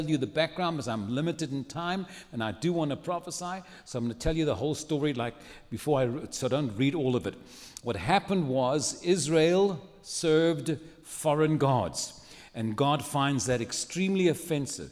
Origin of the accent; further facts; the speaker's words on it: Cape Town, Western Cape, South Africa; moved away as an adult; now in San Antonio, United States; I was born and raised in Cape Town, South Africa